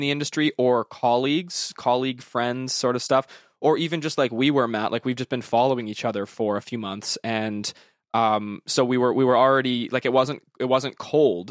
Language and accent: English; Western Canada, Canada; I'm from Western Canada